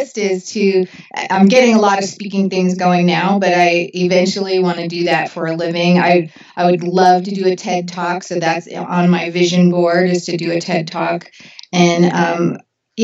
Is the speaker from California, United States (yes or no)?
yes; Orange County, Southern California, United States; I come from Southern California long before, you know, in Orange County specifically, long before it was the OC